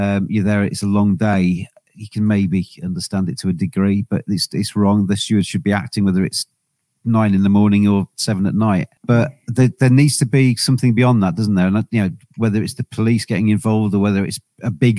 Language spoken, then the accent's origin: English; England, United Kingdom; I'm English